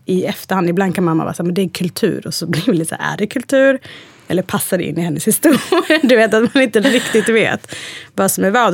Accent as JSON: {"language": "Swedish", "town": "Hudiksvall", "region": "Gävleborg County", "country": "Sweden", "tie": "born or raised there", "also_born_or_lived": "Eritrea", "second_language": "Swedish", "moved": "as an adult", "said": "är uppvuxen i en liten stad som heter Hudiksvall"}